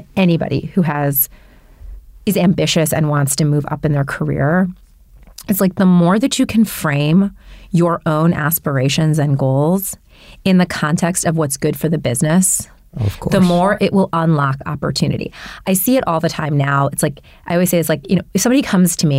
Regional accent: Detroit, Michigan, United States; I was born in Detroit

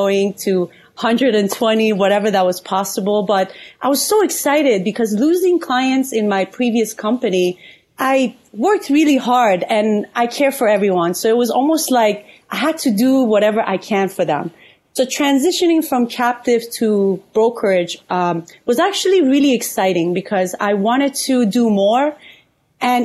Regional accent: Iran; moved away; also born or lived in California / Atlanta; I'm Persian from Iran. I moved to California in 2010

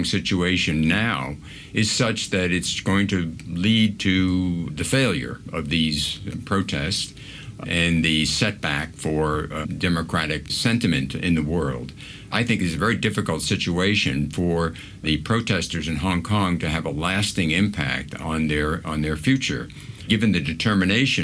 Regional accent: United States; as an American

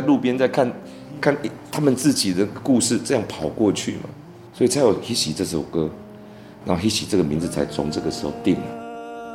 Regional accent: Taiwan; 我台湾人，我台湾人。

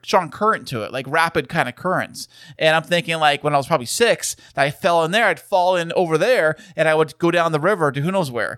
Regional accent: San Diego, California, United States; we are from San Diego

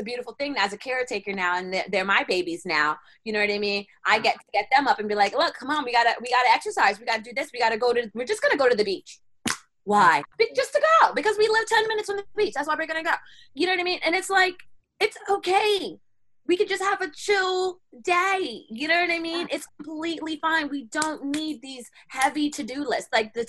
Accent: New York, United States; Because, okay, so I'm living in Florida, right? And I'm coming from New York, so where I used to have a whole bunch of friends, and I totally have no friends in Florida.

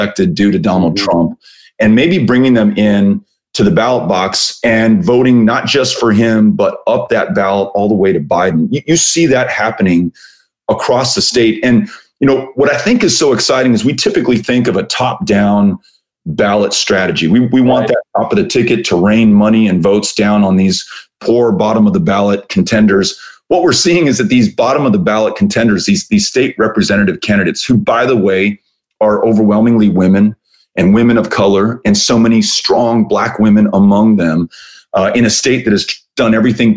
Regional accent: El Paso, Texas, United States; my hometown of El Paso

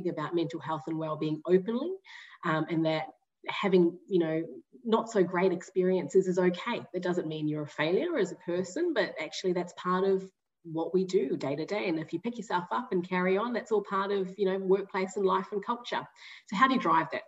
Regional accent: New Zealand; I'm a Kiwi. I don't know if you've picked up the accent already

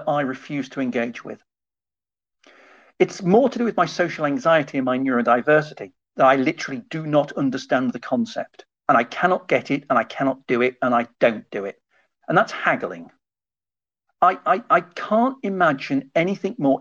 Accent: United Kingdom; I'm British

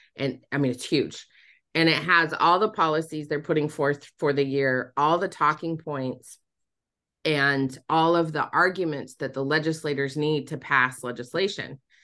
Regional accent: Utah, United States; moved away; I was born and raised in Utah

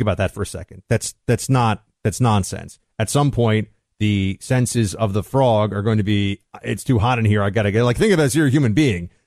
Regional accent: New York City, New York, United States; I was from New York City

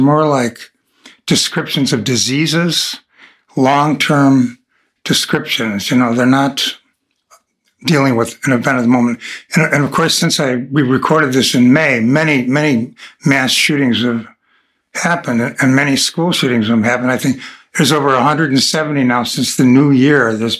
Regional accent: Buffalo, New York, United States; I was from Buffalo, New York

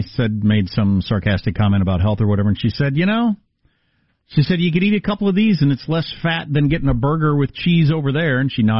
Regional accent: South Dakota, United States; moved away; having been born in South Dakota and lived there a number of times

